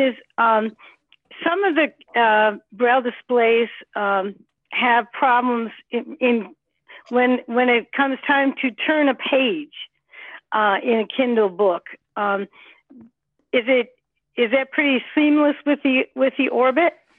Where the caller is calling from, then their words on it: United States; I'm calling from the United